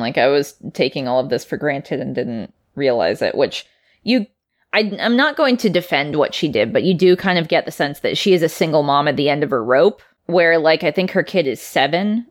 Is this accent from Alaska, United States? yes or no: yes; Anchorage, Alaska, United States; I'm from Anchorage, which is much further south